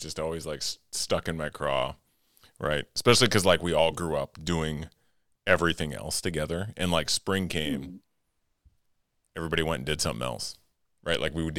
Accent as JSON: {"language": "English", "town": "Fairmont", "country": "United States", "tie": "born or raised there", "said": "So Brandon and I grew up together in Fairmont."}